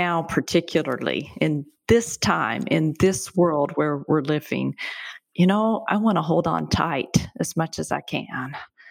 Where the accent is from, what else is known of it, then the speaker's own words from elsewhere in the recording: the American South, United States; moved away as an adult; also born or lived in Michigan; now in North Carolina, United States; born and bred in the American South. Lived out of it for a while. Lived in Michigan for 7 years and chose to move back to the South with all the difficulties that come from being from this region. It still is home.